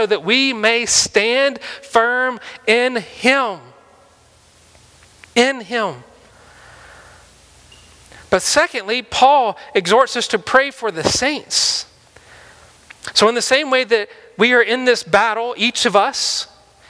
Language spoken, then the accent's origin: English; Mississippi, United States; moved away; I'm from Mississippi